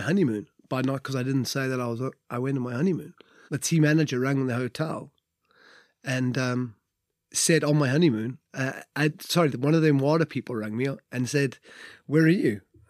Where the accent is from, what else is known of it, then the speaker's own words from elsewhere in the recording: Wales, United Kingdom; We'll just be ushered out in the morning because we're Welsh legends.